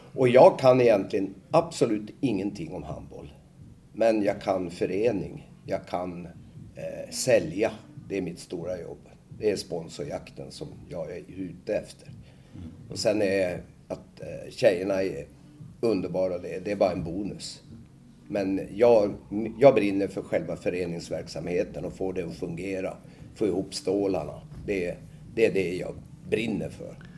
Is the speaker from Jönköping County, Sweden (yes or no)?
no; Nacka, Stockholm County, Sweden; moved away as an adult; now in Boden, Sweden; jag är född i Nacka, en eh, av kranskommunerna till Stockholm och eh, jag flyttade hit upp i samband med att jag gjorde lumpen. 1970